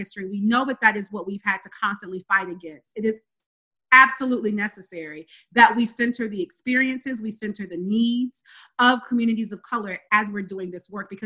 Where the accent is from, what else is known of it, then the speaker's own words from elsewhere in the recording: rural North Carolina, United States; now in Georgia, United States; I'm born and raised in the South, in the Bible Belt. I grew up in rural North Carolina and now live here in Georgia